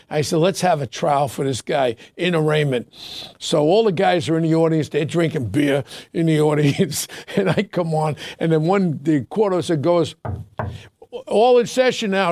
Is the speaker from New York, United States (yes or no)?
yes; New York City, New York, United States; Ronnie and I grew up together in Ozone Park.